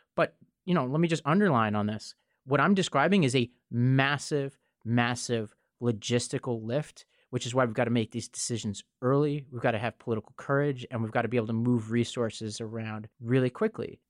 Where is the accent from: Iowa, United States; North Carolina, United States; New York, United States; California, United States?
New York, United States; New York City; in my hometown of New York City